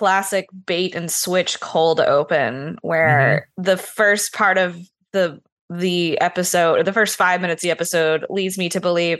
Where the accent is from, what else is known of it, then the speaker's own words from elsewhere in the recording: the South, United States; I'm a Southerner